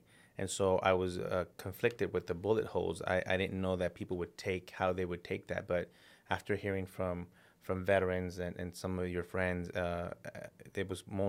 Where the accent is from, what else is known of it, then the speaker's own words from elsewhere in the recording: El Paso, Texas, United States; I grew up in El Paso, Texas, in a border town, lower income family. My parents immigrated here legally.